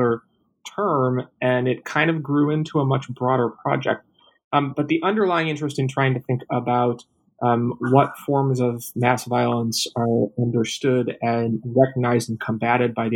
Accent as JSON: {"language": "English", "town": "Minneapolis", "region": "Minnesota", "country": "United States", "moved": "yes", "lives_now": "Tacoma, United States", "said": "I'm originally from the Twin Cities, Minneapolis, Minnesota."}